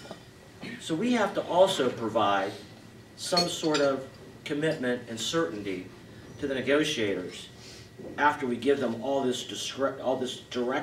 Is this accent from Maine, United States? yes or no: no; Ohio, United States; I come from Ohio